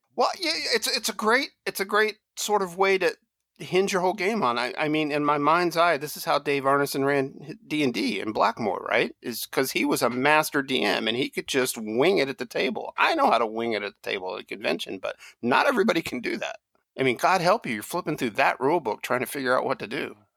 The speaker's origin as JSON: {"language": "English", "region": "Kentucky", "country": "United States", "tie": "born or raised there", "said": "I grew up in Kentucky uh, with a dad who was a Tennessee, you know, backwoodsman"}